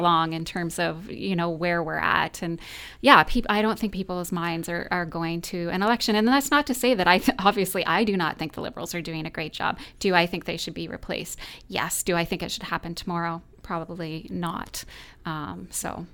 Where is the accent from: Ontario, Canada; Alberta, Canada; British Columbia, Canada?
Ontario, Canada; London; I was raised in London as well, and I love this city